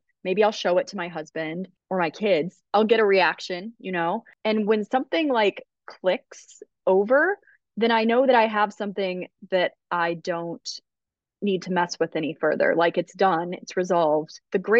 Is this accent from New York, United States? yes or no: no; Rockford, Illinois, United States; also born or lived in Georgia / Buffalo; But we moved around a bunch when I was a kid. So we kind of came gradually north. I did live in Buffalo for a minute. Then when I was 9, we settled in Rockford, Illinois